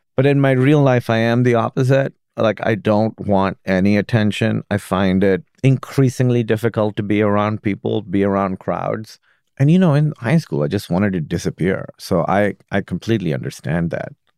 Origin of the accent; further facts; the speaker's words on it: Pakistan; now in United States; I grew up in Pakistan